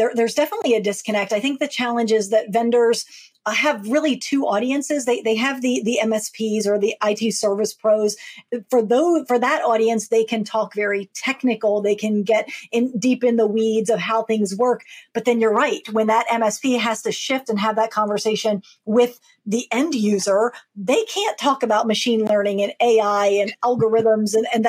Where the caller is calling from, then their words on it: Maryland, United States; I am joining you from Maryland, right near Washington, D.C., on the east coast of the U.S.